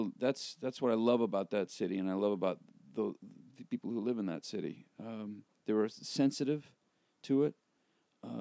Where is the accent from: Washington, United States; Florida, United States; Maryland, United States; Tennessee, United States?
Washington, United States; I grew up in Washington